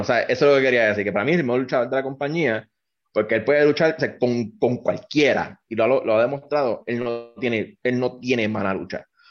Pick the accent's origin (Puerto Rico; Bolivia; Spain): Puerto Rico